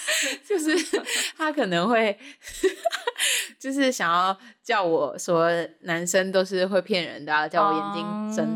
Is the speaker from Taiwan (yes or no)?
yes; Kinmen County, Taiwan; now in Taipei, Taiwan; 因为我是金门人，